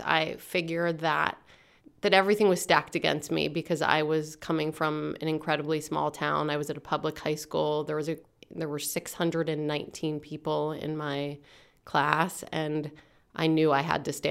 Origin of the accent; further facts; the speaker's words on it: Altoona, Pennsylvania, United States; also born or lived in Pittsburgh; I am from the booming metropolis of Altoona, Pennsylvania. I was originally born in Pittsburgh, but my dad died when I was 3 years old